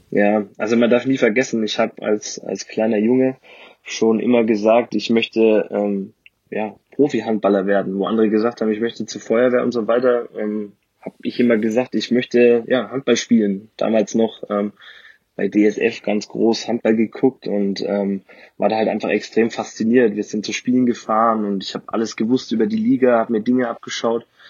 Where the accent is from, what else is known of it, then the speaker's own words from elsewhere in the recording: Ansbach, Bavaria, Germany; Da komme ich her, genau. Gebürtiger Frange